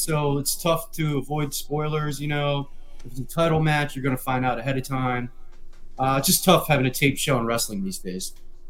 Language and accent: English; East Coast, United States; even though I'm from the East Coast.